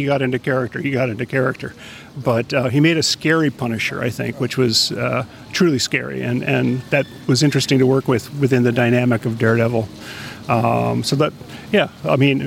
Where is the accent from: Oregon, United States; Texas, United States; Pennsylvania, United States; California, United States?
Oregon, United States; Portland; moved away as an adult; also born or lived in Los Angeles; I grew up in Portland, Oregon, and I moved to Los Angeles back in the 80s